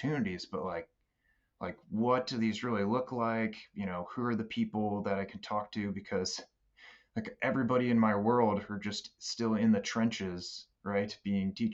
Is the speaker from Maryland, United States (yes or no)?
yes; Baltimore, Maryland, United States; moved away as an adult; also born or lived in Boston area; I'm from Baltimore originally